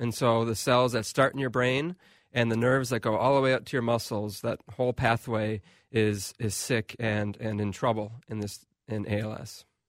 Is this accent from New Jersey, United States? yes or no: no; Waconia, Minnesota, United States; also born or lived in Milwaukee; I'm from Waconia, Minnesota.